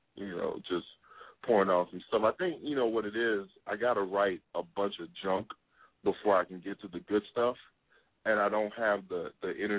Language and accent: English; New Orleans, Louisiana, United States; I'm from New Orleans. I love my city